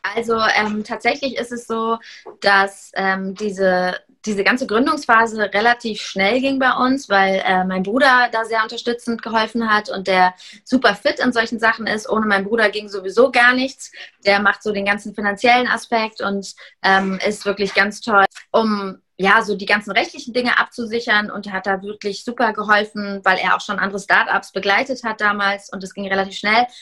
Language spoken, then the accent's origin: German; Heidelberg, Baden-Württemberg, Germany; also born or lived in Hamburg; wir kommen alle aus Heidelberg